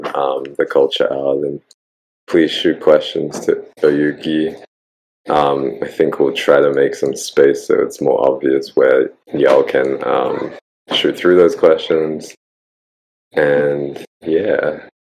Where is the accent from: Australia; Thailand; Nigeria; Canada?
Australia; accent: Australian; my Australian accent